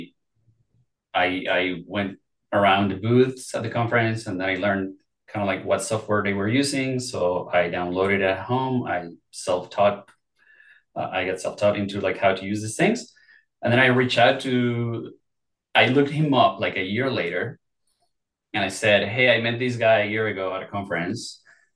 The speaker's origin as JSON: {"language": "English", "region": "Mexico City", "country": "Mexico", "moved": "yes", "said": "I am originally from Mexico City."}